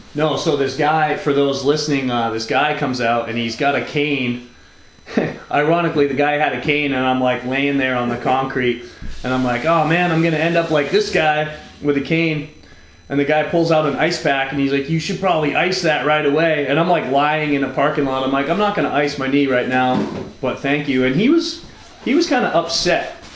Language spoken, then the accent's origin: English; New England, United States; moved away; I grew up on the East Coast, pre-internet